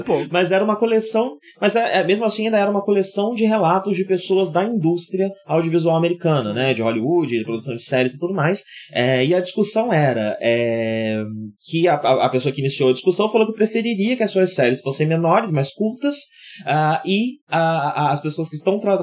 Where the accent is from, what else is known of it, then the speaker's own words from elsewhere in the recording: Brazil; a gente como brasileiro sabe bem